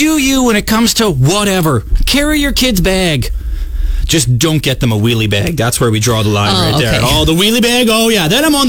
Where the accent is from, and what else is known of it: Canada